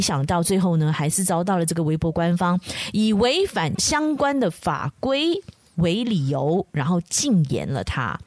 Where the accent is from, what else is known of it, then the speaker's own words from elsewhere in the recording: Malaysia; 我们马来西亚人